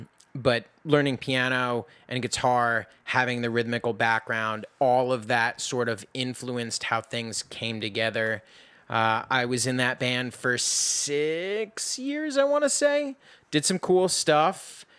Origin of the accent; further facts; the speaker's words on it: New York City, New York, United States; Anyway, so I grew up in New York City. I started playing drums first, oddly enough.